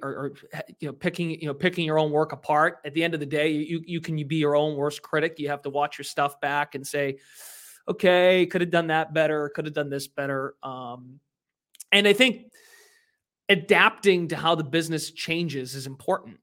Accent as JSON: {"language": "English", "town": "Lowell", "region": "Massachusetts", "country": "United States", "tie": "born or raised there", "said": "I worked at a local radio station in my hometown of Lowell, Mass, uh, Lowell, Massachusetts"}